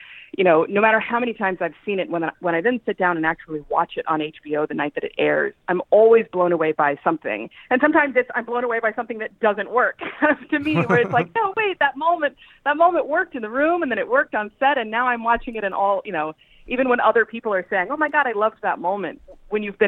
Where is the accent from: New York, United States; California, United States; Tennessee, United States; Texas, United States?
Texas, United States; also born or lived in Tulsa, Oklahoma; I grew up in Texas